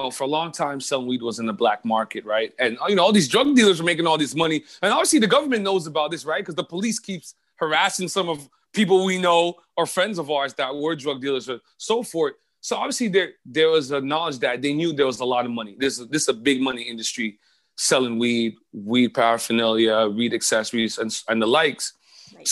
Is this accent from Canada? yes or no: yes; Montreal, Quebec, Canada; I'm joining you from Montreal, Quebec. I am a first-generation Quebecer